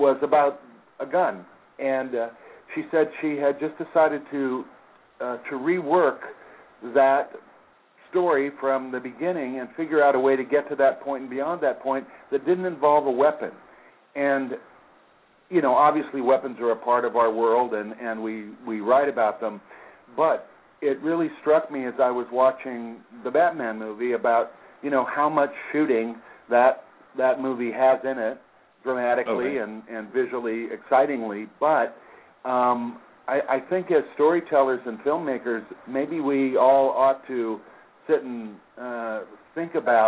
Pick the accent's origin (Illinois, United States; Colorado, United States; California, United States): Colorado, United States; Aurora; moved away; also born or lived in Hollywood; I was raised in Aurora, Colorado